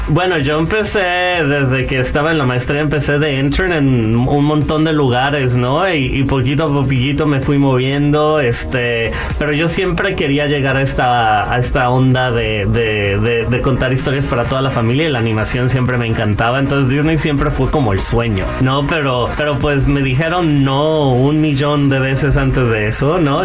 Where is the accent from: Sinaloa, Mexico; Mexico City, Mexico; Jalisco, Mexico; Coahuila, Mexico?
Jalisco, Mexico; Guadalajara; moved away; vengo de Guadalajara